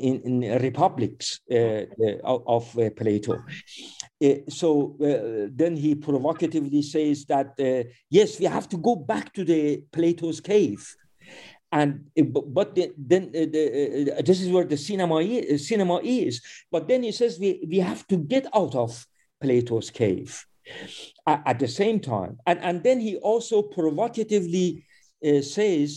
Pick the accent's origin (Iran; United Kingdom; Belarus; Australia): Iran; I am also by birth an Iranian